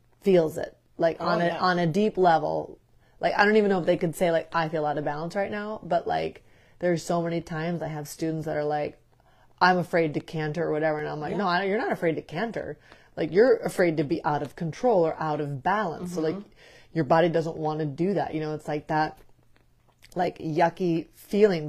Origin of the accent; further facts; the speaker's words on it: Midwest, United States; growing up in the Midwest